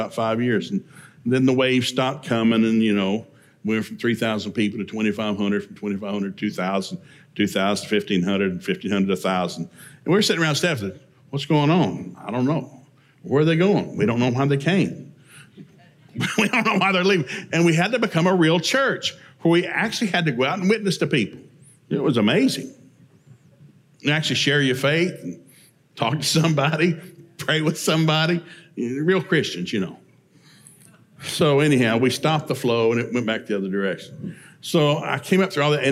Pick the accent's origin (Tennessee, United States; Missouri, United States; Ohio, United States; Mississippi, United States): Tennessee, United States; East; moved away; I grew up in East Tennessee on a 400-acre farm in the middle of nowhere